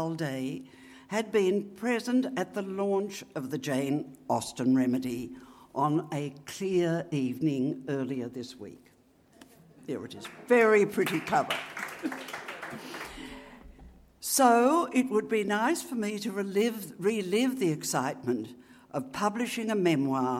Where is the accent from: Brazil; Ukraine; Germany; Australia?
Australia; Griffith, New South Wales; moved away; at their annual concerts in my hometown of Griffith